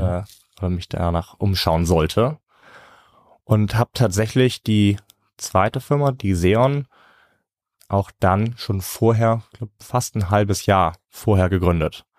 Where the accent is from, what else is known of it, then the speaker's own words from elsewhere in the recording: Northern Germany, Germany; Bei uns in Norddeutschland